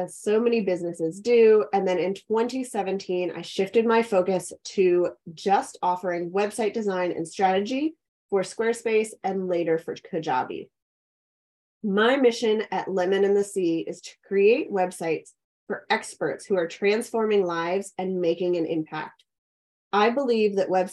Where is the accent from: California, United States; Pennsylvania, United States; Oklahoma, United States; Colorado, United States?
Pennsylvania, United States; Pittsburgh; moved away as an adult; also born or lived in Clemson, South Carolina; now in Richmond, United States; I grew up in Pittsburgh, Pennsylvania